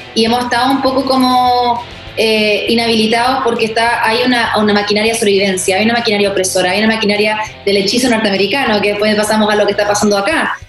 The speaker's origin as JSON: {"language": "Spanish", "country": "Chile", "tie": "born or raised there", "moved": "yes", "lives_now": "United States", "said": "yo soy chilena, me crié en Chile, una familia chilena"}